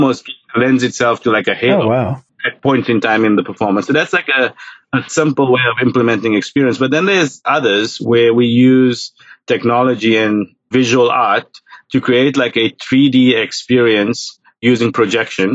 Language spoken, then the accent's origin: English; South Africa; now in United States; growing up in South Africa, I grew up during apartheid